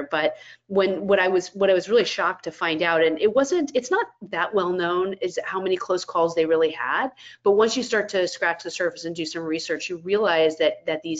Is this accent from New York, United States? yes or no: no; Florida, United States; When I was a kid, I grew up in Florida